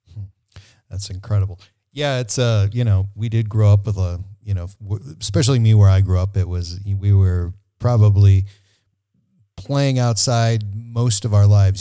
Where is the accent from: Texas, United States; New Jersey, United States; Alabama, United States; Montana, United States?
Montana, United States; I was born in 1965 in Montana